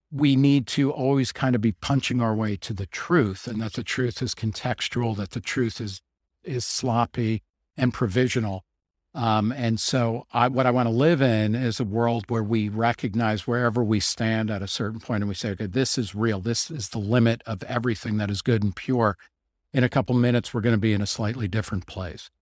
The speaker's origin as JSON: {"language": "English", "region": "New Jersey", "country": "United States", "tie": "born or raised there", "said": "I grew up in New Jersey"}